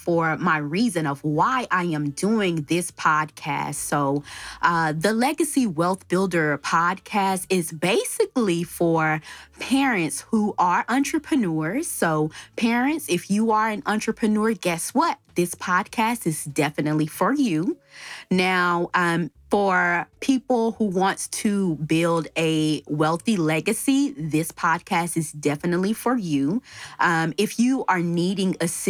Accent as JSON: {"language": "English", "town": "Dallas", "region": "Texas", "country": "United States", "tie": "born or raised there", "also_born_or_lived": "Palmdale, California / Lancaster, California", "moved": "yes", "said": "I was born and raised in Dallas, Texas"}